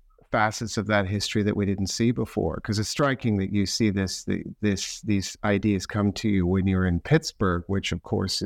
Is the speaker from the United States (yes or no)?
no; Canada; Because I'm a Canadian looking at Canada now from the British vantage point.